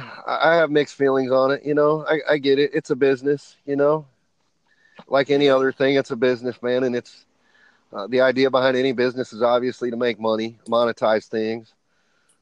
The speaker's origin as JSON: {"language": "English", "town": "Elkhart", "region": "Indiana", "country": "United States", "tie": "born or raised there", "said": "here in my hometown"}